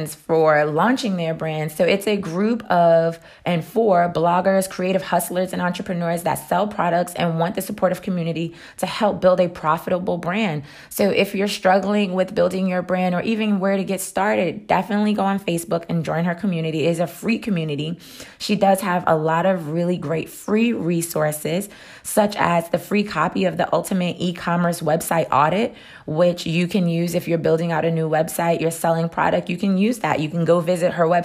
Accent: New York, United States; I'm from New York

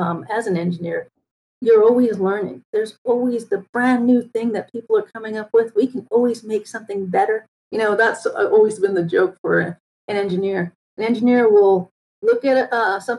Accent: New York, United States; moved away as an adult; I grew up in New York

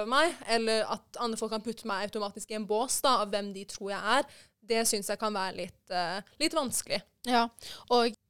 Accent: Norway; Og jeg ble jo født og oppvokst i Norge

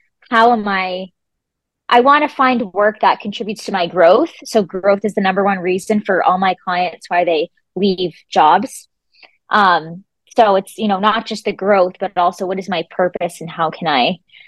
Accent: Rhode Island, United States; moved away as an adult; also born or lived in Florida; I was born and raised in Rhode Island

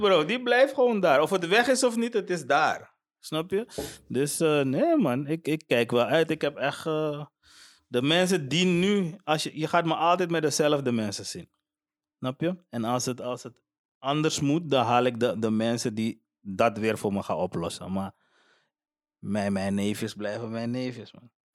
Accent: Suriname; now in Netherlands; ik ga terug naar, naar, naar waar ik vandaan kom man. Ik ben blij met Suriname

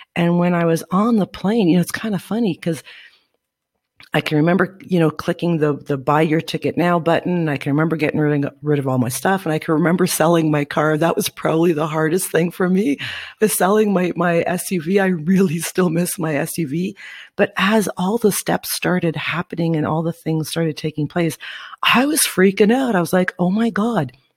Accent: Northern Ontario, Canada; moved away as an adult; now in Guatemala; I am from Northern Ontario, Canada, side breed to be exact, where the winters is cold as shit

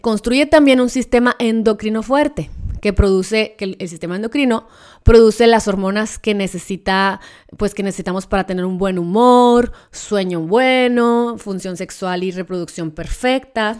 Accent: Mexico; como mexicanos

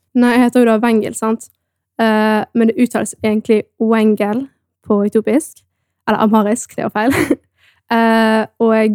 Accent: Norway; er opprinnelig fra Etiopia men jeg er da født og oppvokst i Norge

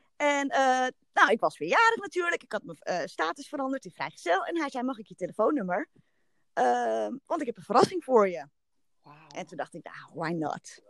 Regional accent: Haarlem, North Holland, Netherlands; Ik kom uit Haarlem en ehm, ik ben getrouwd

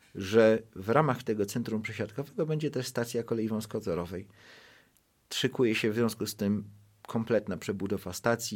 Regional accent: Gliwice, Silesian Voivodeship, Poland; mojej małej ojczyzny, w której się wychowałem. Ja pochodzę z Gliwic

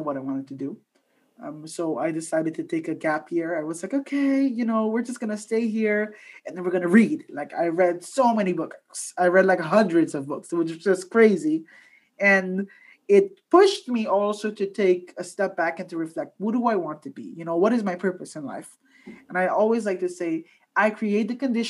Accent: Curaçao; moved away as an adult; now in Netherlands; my home country of Curaçao

